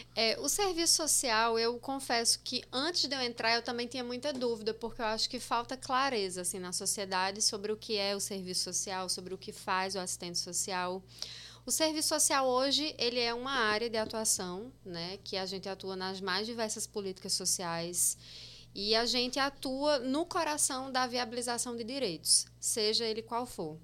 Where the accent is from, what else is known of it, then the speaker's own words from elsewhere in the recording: Itaporanga, Paraíba, Brazil; moved away as an adult; also born or lived in Osasco, São Paulo; now in João Pessoa, Brazil; Nasci em Osasco, logo depois, uns seis anos depois, eles se divorciaram. Me mudei para Itaporanga com minha mãe. E lá eu vivi até 2009